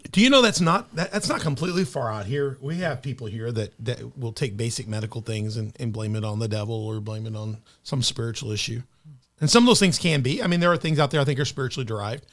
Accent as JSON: {"language": "English", "town": "Memphis", "region": "Tennessee", "country": "United States", "tie": "born or raised there", "moved": "yes", "lives_now": "Southern Illinois, United States", "said": "She came into Memphis, my hometown, so I'm a Memphis boy"}